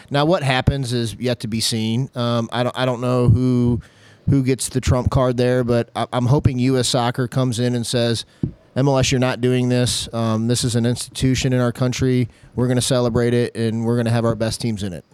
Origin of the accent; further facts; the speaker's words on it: the county on the Missouri side, United States; growing up on the wrong side of two rivers in the county on the other side, in the Missouri side